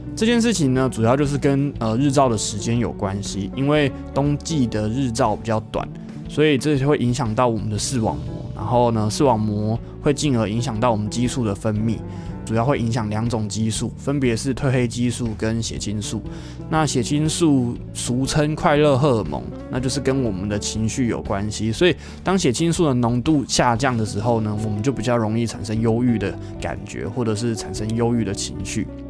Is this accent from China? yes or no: no; Kaohsiung, Taiwan; moved away as an adult; also born or lived in Linkou, New Taipei; 身为一个高雄人，只要气温低于十八度以下就受不太了了